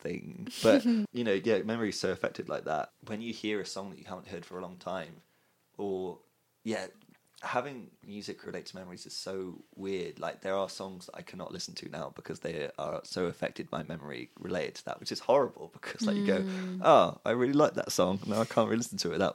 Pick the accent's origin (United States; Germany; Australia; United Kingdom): United Kingdom; Cardiff, Wales; Rada is where I went to high school